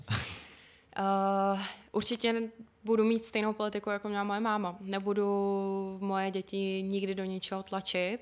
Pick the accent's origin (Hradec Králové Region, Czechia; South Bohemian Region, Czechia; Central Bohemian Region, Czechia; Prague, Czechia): Hradec Králové Region, Czechia; Špindlerův Mlýn; also born or lived in Plzeň; Takže můj domov je kvůli tomu jakoby ve špindlu.